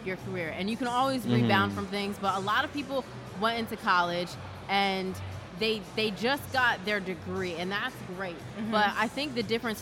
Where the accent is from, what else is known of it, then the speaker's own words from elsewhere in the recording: New Jersey, United States; I live close to Philly. I'm from South Jersey